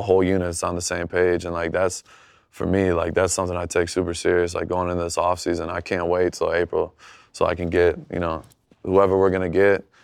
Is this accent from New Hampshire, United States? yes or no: no; Michigan, United States; growing up in Michigan